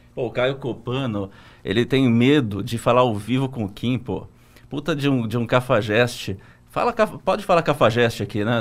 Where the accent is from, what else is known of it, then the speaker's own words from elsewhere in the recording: Santo André, São Paulo, Brazil; eu sou de Santo André